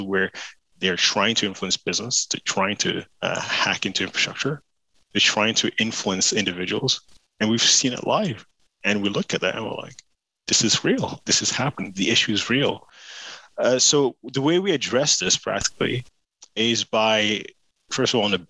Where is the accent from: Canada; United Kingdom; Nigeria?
United Kingdom; I speak as a Brit